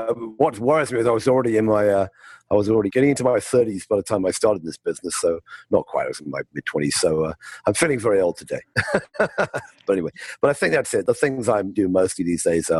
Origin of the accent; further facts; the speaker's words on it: United Kingdom; moved away as an adult; also born or lived in California; I grew up in the UK, as you can tell by my accent.